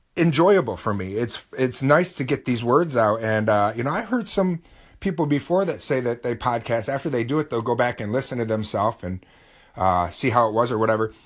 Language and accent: English; United States; I'm from America